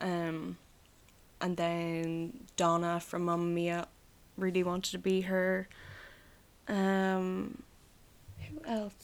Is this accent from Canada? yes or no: no; Ireland; I am Irish, I guess, but it's only a part of me that's Irish